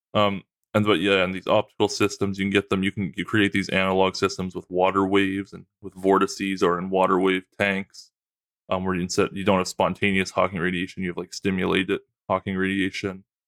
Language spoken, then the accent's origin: English; Trenton, Nova Scotia, Canada; where I grew up in Trenton, Nova Scotia